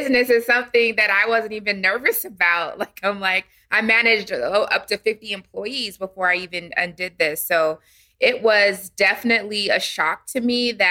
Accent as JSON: {"language": "English", "town": "San Diego", "region": "California", "country": "United States", "also_born_or_lived": "Washington, D.C.", "moved": "as an adult", "lives_now": "Atlanta, United States", "said": "I'm originally from San Diego, California."}